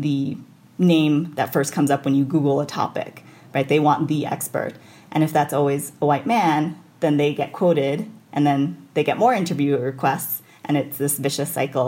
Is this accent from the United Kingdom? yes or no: no; New York City, New York, United States; moved away as an adult; now in Idaho, United States; I grew up in New York City